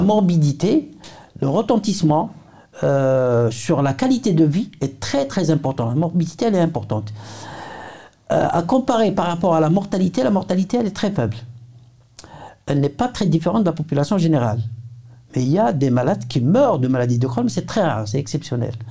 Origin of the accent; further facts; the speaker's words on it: Algeria; chez nous en Algérie